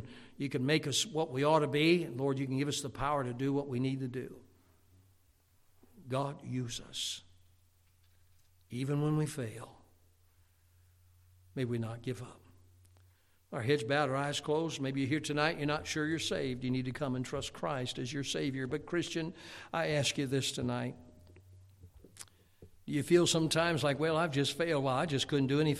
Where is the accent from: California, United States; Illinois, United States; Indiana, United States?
Illinois, United States; Chicago; growing up in Chicago